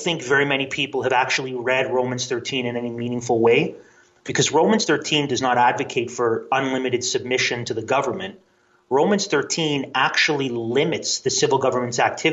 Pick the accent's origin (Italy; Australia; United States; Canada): Canada; As a Canadian